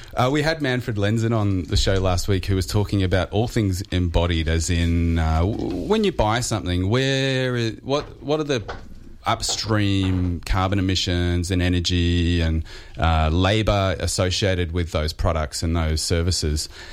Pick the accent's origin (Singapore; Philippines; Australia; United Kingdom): Australia; Australian households